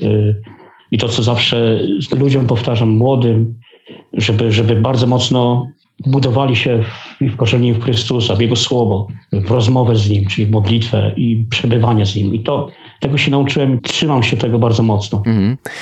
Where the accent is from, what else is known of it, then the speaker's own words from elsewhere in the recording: Legnica, Lower Silesian Voivodeship, Poland; Pochodzę z Letnicy, to jest Dolny Śląsk